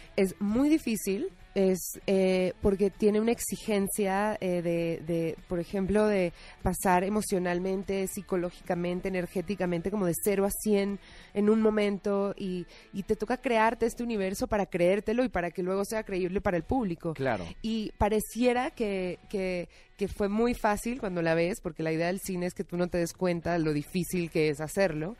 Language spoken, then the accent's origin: Spanish; Colombia; moved away as an adult; now in Mexico; Yo soy colombiana, llevo siete años aquí